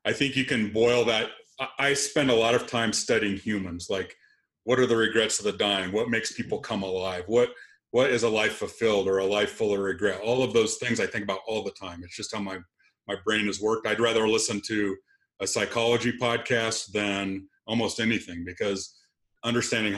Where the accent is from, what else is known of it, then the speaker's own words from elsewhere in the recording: Lexington, Nebraska, United States; moved away as an adult; I was going to be back in my hometown working at my dad's store, and then I would be the heir apparent to a rental store in Lexington, Nebraska